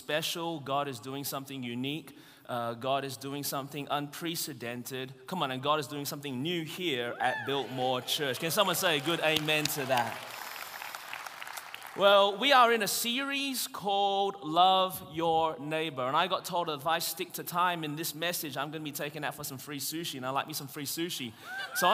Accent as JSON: {"language": "English", "town": "Melbourne", "region": "Victoria", "country": "Australia", "tie": "born or raised there", "moved": "yes", "lives_now": "Anderson, United States", "said": "I was born in Melbourne, Australia. That's the reason my voice is this way."}